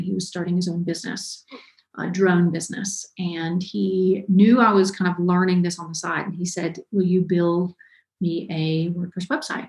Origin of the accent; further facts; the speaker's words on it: Ellijay, Georgia, United States; I'm from a very small town in North Georgia. It's called Ellijay. Um, tiny, tiny little town grew up there, kind of born and raised in Georgia.